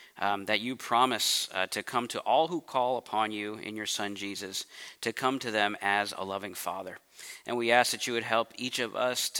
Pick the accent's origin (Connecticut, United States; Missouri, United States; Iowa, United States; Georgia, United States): Missouri, United States; St. Louis; moved away as an adult; also born or lived in California; now in St. Louis, United States; I grew up in St. Louis, Missouri, and I moved out to California when I was 23